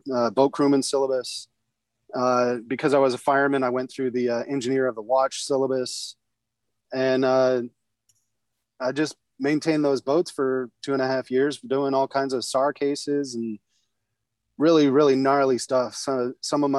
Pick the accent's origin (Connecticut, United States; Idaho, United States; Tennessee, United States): Idaho, United States; moved away; I was raised in Idaho